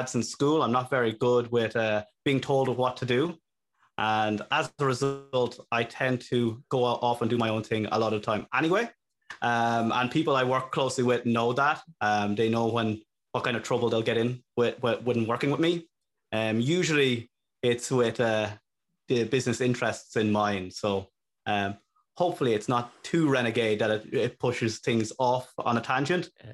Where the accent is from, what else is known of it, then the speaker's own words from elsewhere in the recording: Longwood, County Meath, Ireland; moved away as an adult; now in Dublin, Ireland; I am from Longwood